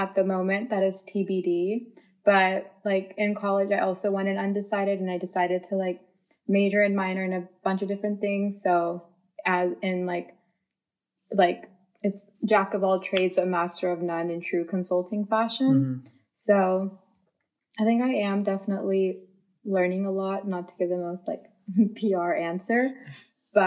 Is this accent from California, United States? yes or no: yes; Bay Area, California, United States; also born or lived in Central Valley, California; I have lived in the Bay Area all my life